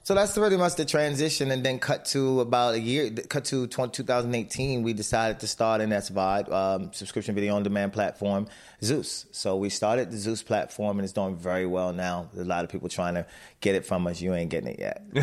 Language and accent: English; Baltimore, Maryland, United States; My mother raised us in Baltimore